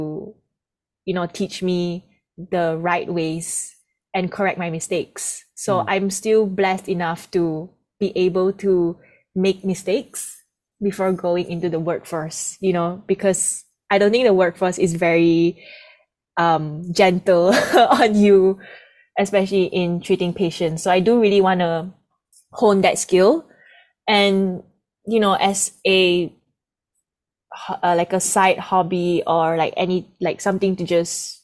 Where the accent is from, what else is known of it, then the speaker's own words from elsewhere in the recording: Kuching, Sarawak, Malaysia; now in Kuala Lumpur, Malaysia; I'm actually from a small island called Borneo. And in Borneo, there's this city called Kuching, Sarawak. So that's where I'm actually from.